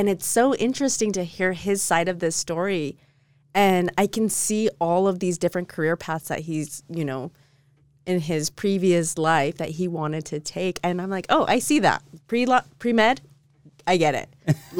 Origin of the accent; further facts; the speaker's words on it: Utah, United States; I haven't strayed too far from my hometown. I'm like right there in the same vicinity.